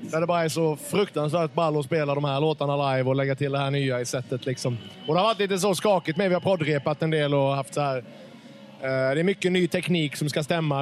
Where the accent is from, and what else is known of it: Karlskrona, Blekinge, Sweden; born or raised there; moved away